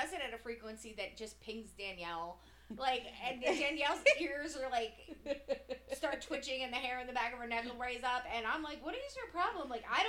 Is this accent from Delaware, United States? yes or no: yes; Delaware, United States; I grew up in Delaware. I prefer Ocean City.